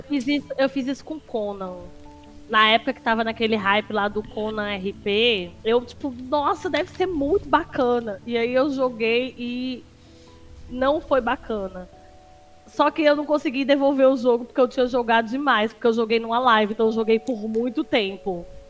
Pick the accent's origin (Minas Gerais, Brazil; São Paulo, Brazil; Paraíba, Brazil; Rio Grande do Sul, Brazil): Paraíba, Brazil; João Pessoa; eu sou de João Pessoa, Paraíba